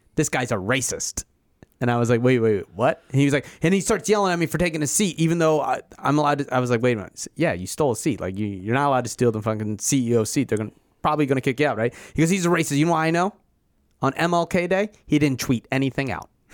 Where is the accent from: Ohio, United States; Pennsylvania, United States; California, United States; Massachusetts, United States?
Pennsylvania, United States; Philadelphia; I'm also from Philadelphia.